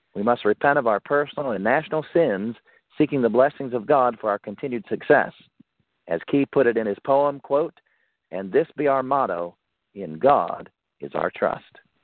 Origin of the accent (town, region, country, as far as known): United States